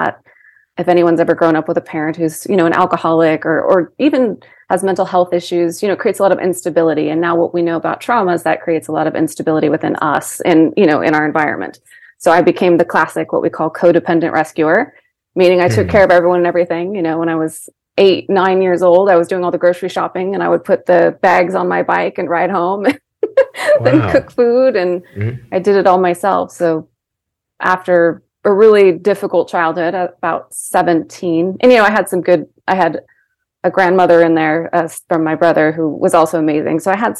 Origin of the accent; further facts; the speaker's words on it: Seattle, Washington, United States; born there; I was born in Washington, in Seattle, Washington.